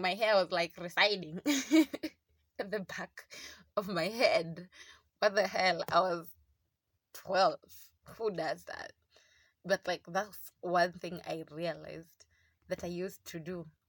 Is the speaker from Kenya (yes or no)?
yes; South Coast, Kwale County, Kenya; I grew up in South Coast